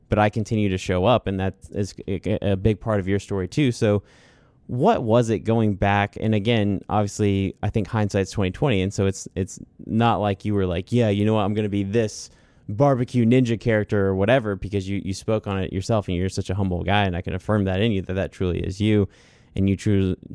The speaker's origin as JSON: {"language": "English", "town": "Cleveland", "region": "Mississippi", "country": "United States", "said": "I'm from Cleveland, Mississippi. Like, this, this is it for me."}